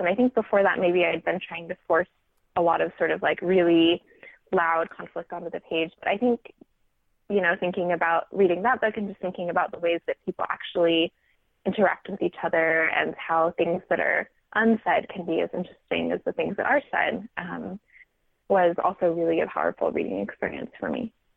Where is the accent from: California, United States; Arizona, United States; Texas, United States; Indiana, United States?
California, United States; Silicon Valley; I grew up in the Silicon Valley and continue to live in California